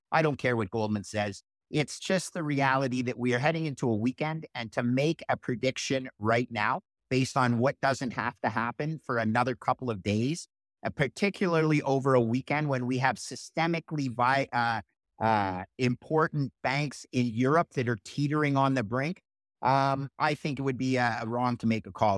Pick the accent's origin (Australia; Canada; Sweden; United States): Canada; I'm Canadian